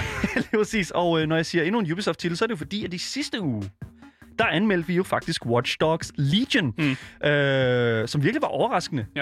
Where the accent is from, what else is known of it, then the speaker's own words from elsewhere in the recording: Denmark; jeg er en dansker, der bor i Danmark